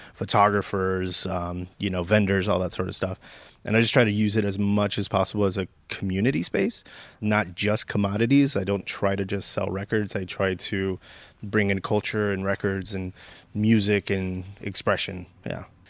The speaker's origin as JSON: {"language": "English", "area": "San Gabriel Valley", "region": "California", "country": "United States", "tie": "born or raised there", "lives_now": "Sylmar, United States", "said": "I grew up in San Gabriel Valley"}